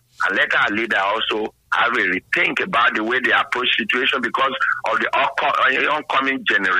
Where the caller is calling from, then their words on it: Lagos, Nigeria; not you. Calling from Yaba, Lagos.